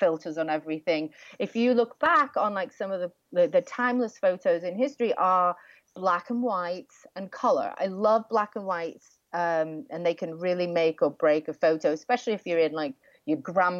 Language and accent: English; England, United Kingdom; I'm English